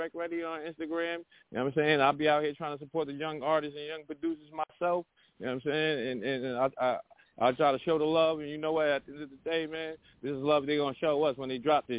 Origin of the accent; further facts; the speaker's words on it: New Jersey, United States; I'm from Jersey